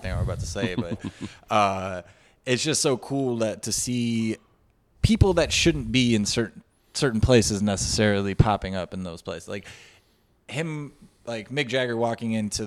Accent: Chicago, Illinois, United States; we're from Chicago

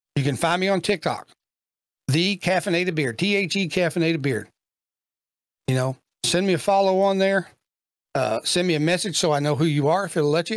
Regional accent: Kentucky, United States; I'm from Kentucky

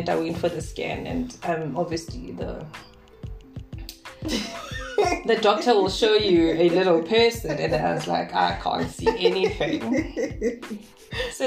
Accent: Duduza, Gauteng, South Africa; I come from, I was raised, born and raised in Duduza.

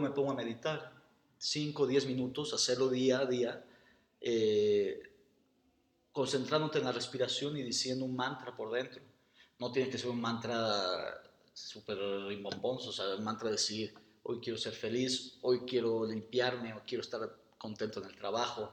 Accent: Mexico; soy arquitecto mexicano

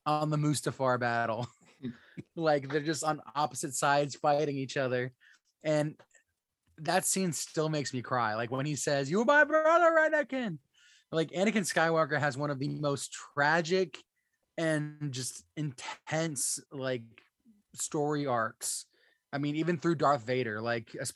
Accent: Florida, United States; I'm from Florida. Sand is all around us. We had nothing but sand

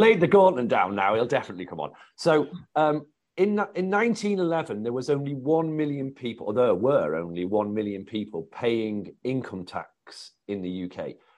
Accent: the Northwest, North West England, United Kingdom; where I come from in the Northwest

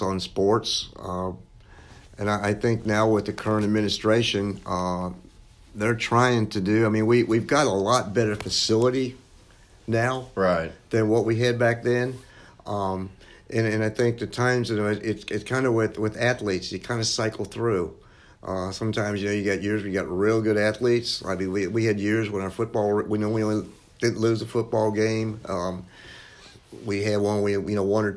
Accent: Cincinnati, Ohio, United States; moved away as an adult; also born or lived in Memphis, Tennessee / Dallas, Texas; now in Jackson, United States; I grew up in Cincinnati, went to Christian Brothers College in Memphis

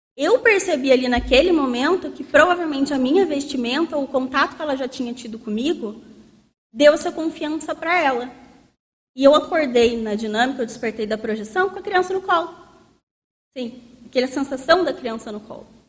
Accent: south of Minas Gerais, Brazil; um contexto bem do sul de Minas, assim, bem interior, que é de onde eu venho

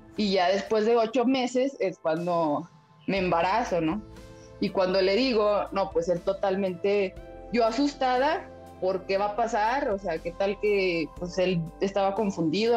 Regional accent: Zacatecas, Mexico; Tenemos ocho años juntos y, y somos de Zacatecas

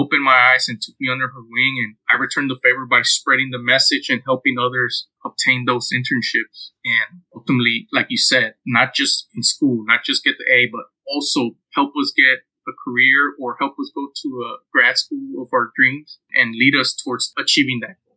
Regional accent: Houston, Texas, United States; I'm originally from Houston, Texas. I was born and raised here in Houston.

